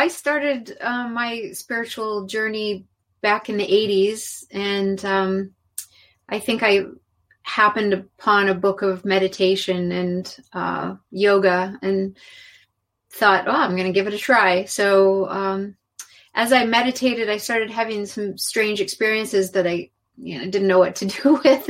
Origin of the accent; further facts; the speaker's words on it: California, United States; also born or lived in Mexico; growing up in California